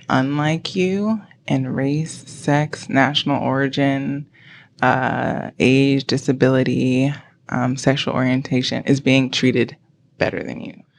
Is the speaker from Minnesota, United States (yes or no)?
no; Greensboro, North Carolina, United States; now in Charlotte, United States; I am from Greensboro, North Carolina.